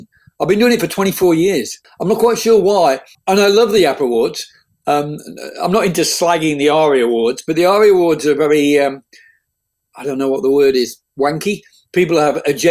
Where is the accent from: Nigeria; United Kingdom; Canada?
United Kingdom; England; moved away as an adult; now in Sydney, Australia; I was from England and I'd been to America